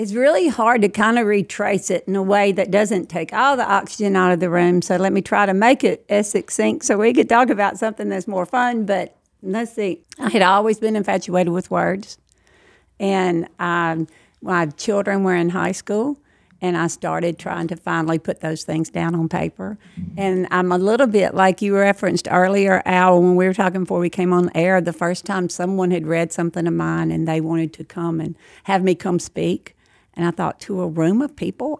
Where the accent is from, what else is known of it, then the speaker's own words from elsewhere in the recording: outside Lake Providence, Louisiana, United States; also born or lived in Alsatia, Louisiana; I was raised twenty minutes outside of Lake Providence